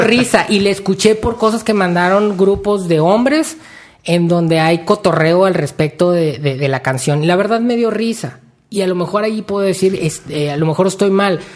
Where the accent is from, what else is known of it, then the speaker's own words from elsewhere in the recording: Mexico; lo que nos identifica como, mexicanos